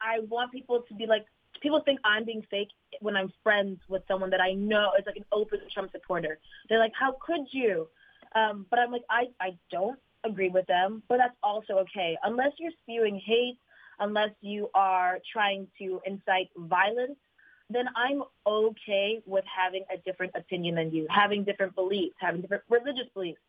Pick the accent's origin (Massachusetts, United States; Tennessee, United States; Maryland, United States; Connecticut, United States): Connecticut, United States; Fairfield; born or raised there; moved away as an adult; now in Los Angeles, United States